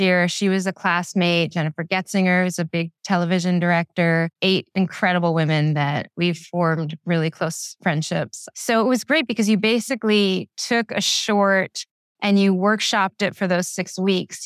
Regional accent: Philadelphia, Pennsylvania, United States; I'm from Philadelphia

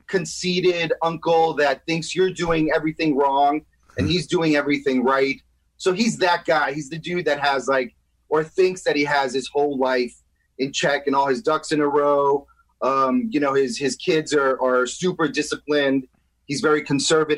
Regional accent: New York City, New York, United States; now in Los Angeles, United States; I'm from New York City, Washington Heights.

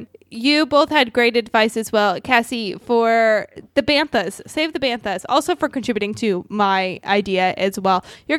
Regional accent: Riverside, California, United States; because I grew up in Riverside, and that's like the beer of the city I'm from.

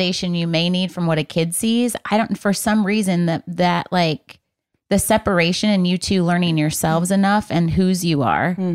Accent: Michigan, United States; moved away; from Michigan

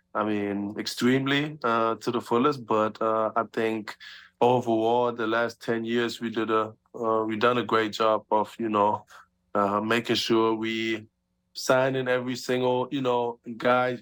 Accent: Germany; moved away as an adult; me and my two little siblings, you know, we born and raised in Germany

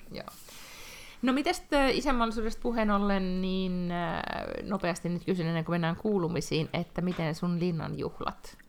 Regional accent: Finland; now in Sweden; mä oon Suomesta

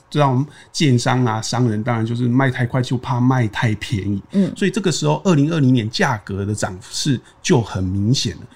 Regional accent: Taiwan; 可能我们台湾人觉得啊要求过那里很细间

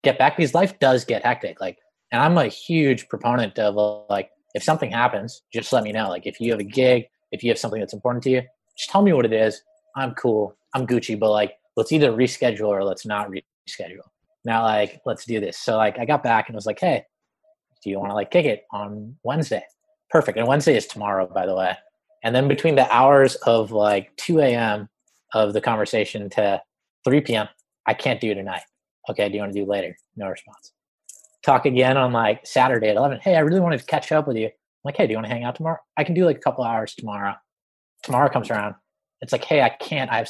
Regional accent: Boston, Massachusetts, United States; moved away as an adult; now in Los Angeles, United States; I grew up in Boston, moved

